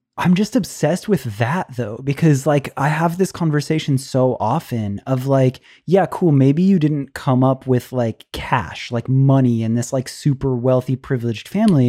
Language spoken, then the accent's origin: English; Clearwater, Florida, United States; we are both from Clearwater, Florida